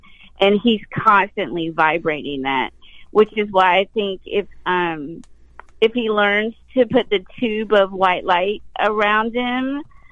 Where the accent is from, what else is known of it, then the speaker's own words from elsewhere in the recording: the South, United States; I was born in the South